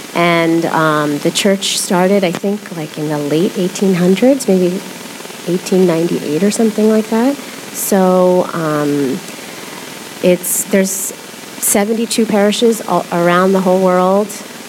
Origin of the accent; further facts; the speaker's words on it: Philadelphia, Pennsylvania, United States; also born or lived in Kerala, India; I grew up in Philadelphia